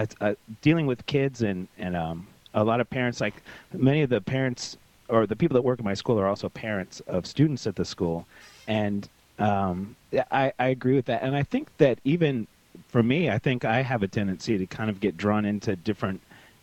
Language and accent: English; Tyler, Texas, United States; now in Houston, United States; I actually lived in Tyler, which is in East Texas, and it's a smaller city, and it's very very conservative and run much by the Baptist churches.